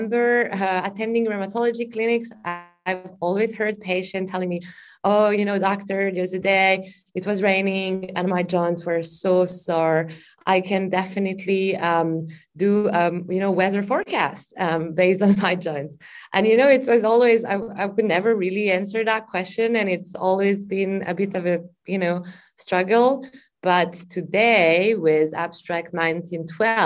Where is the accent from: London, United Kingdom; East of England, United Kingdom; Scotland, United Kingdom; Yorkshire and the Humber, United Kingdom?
Scotland, United Kingdom; Glasgow; I'm from Glasgow, obviously it rains a lot